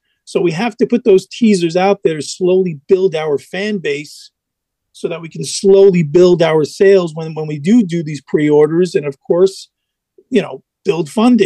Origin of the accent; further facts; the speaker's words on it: New York City, New York, United States; I'm in New York. I was born in the Bronx.